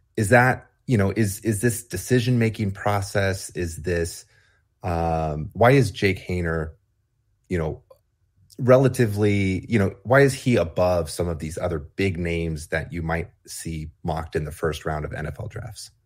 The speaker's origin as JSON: {"language": "English", "town": "Fresno", "region": "California", "country": "United States", "tie": "born or raised there", "said": "I grew up in Fresno"}